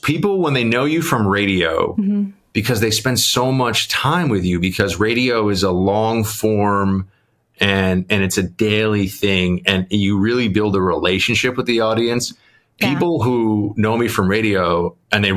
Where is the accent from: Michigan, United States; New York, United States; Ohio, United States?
New York, United States; New York City; growing up in New York